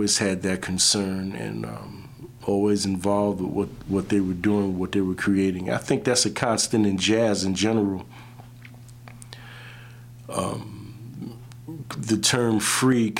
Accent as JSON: {"language": "English", "town": "New York City", "region": "New York", "country": "United States", "tie": "born or raised there", "said": "growing up in the Brooklyn area"}